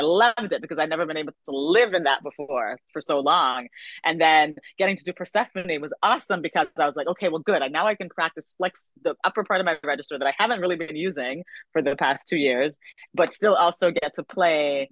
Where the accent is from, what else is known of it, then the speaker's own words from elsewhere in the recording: Canada; My career is mostly spanned in Canada because I'm Canadian